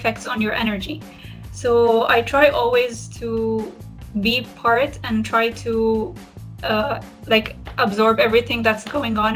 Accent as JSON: {"language": "English", "country": "Syria", "said": "I'm from Syria and I'm currently living in Damascus, Syria"}